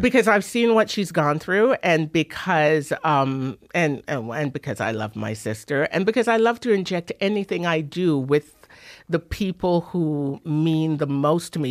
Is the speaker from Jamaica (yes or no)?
yes; Kingston, Jamaica; also born or lived in England / Drumheller, Alberta; now in Toronto, Canada; I was born in England, raised in Jamaica. Jamaica kinda formed me.